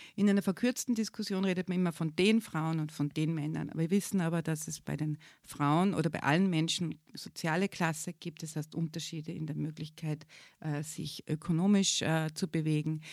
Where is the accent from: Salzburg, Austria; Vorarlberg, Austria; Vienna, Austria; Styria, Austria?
Salzburg, Austria; moved away as an adult; also born or lived in Innsbruck, Austria; now in Graz, Austria; ich bin nämlich auch keine Geborene, bin eine Salzburgerin eigentlich